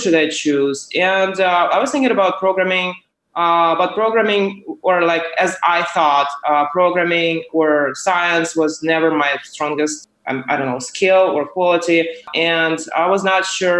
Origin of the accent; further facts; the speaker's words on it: Ukraine; moved away as an adult; now in San Francisco, United States; I am originally from Ukraine, and so I came to U.S.